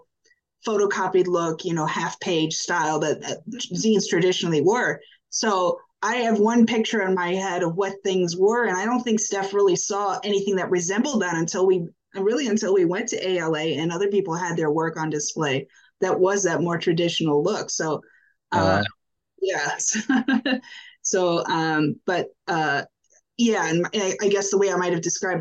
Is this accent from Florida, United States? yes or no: yes; Orlando, Florida, United States; moved away as an adult; now in Washington, D.C., United States; I went to school in Central Florida. I grew up around Orlando.